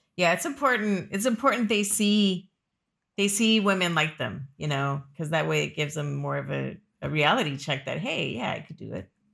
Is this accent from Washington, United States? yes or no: no; California, United States; moved away as an adult; also born or lived in Florida; I grew up in California